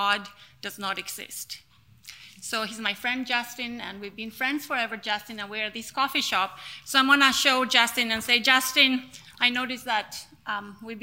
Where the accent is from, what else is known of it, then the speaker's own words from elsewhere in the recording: La Paz, Bolivia; I was born in La Paz, which you're looking at there on your screen is La Paz City, which is the highest city in the world.